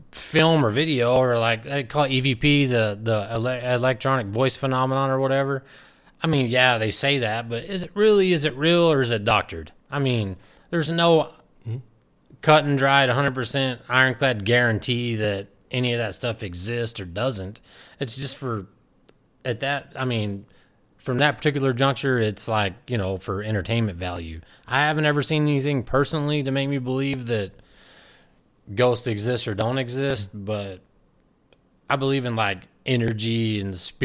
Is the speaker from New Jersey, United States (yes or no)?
no; Wolfforth, Texas, United States; born or raised there